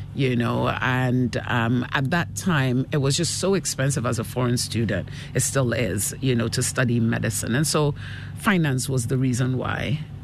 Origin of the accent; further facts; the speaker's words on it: Accra, Greater Accra, Ghana; moved away as an adult; also born or lived in United Kingdom / Canada / Enyan, Eastern Region / Asamankese; I was born in Ghana. I grew up here uh, till I was about six years old, and my father got an appointment in the UK, mm. and uh, the family moved to join him for a couple of years, and uh, and then he decided he would rather we grew up in Ghana.